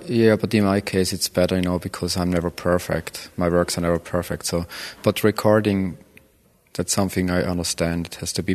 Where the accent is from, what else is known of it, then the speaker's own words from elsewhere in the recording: Switzerland; moved away; growing up in Switzerland for sure, country club of the planet